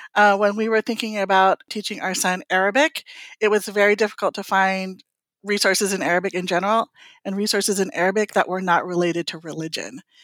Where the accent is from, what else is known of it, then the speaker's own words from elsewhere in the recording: California, United States; also born or lived in Philippines; now in Washington, D.C., United States; I was born in the Philippines, I was raised in California, and I grew up in a Cebuana-speaking household.